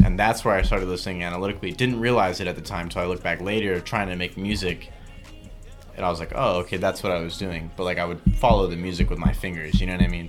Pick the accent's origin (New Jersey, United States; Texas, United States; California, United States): California, United States; Milpitas; also born or lived in San Francisco; I'm from San Jose, or Milpitas, actually, to be more specific, but San Jose for people who don't know the area